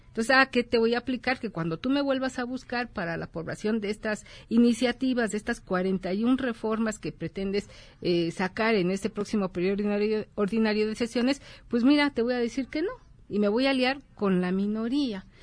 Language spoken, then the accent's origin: Spanish; Mexico; como mexicanos